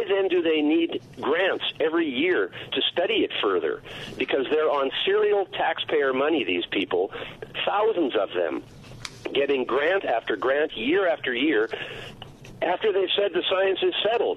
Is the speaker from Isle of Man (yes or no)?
no; Canada; I'm a Canadian, so I'm not even a U.S. citizen